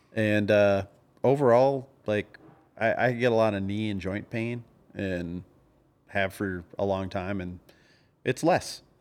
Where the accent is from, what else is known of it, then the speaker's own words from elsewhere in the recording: the South, United States; I was from the South